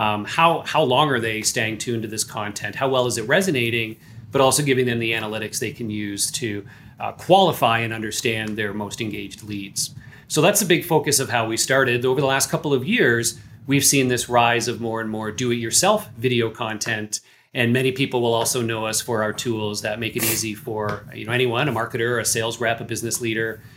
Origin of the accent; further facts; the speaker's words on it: Canada; I am Canadian here.